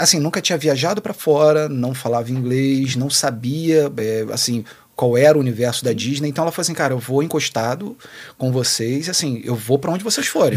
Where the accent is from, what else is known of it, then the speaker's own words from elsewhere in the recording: Rio de Janeiro, Brazil; A gente é do Rio de Janeiro